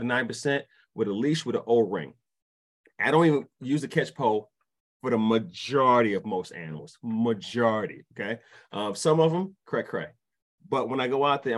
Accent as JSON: {"language": "English", "town": "New York City", "region": "New York", "country": "United States", "also_born_or_lived": "DeKalb County, Georgia", "moved": "yes", "lives_now": "Georgia, United States", "said": "I'm from Brooklyn"}